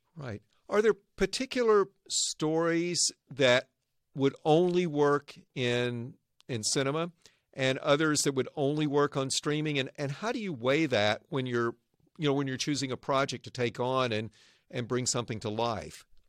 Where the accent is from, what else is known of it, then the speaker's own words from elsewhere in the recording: Arkansas, United States; now in Northern California, United States; I grew up in Arkansas. Now I live and work in the innovation heartland